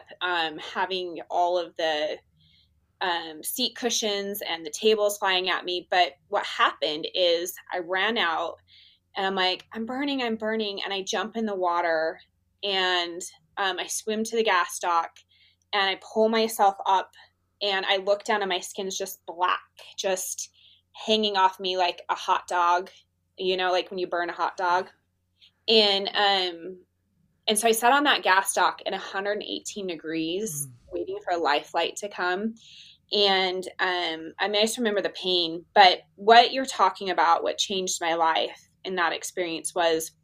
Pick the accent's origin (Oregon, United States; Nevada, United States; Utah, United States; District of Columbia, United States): Utah, United States; I'm from Utah